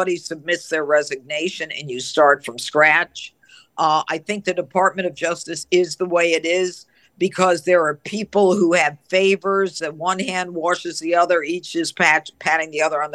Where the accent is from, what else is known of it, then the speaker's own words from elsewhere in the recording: New York, United States; I'm a New Yorker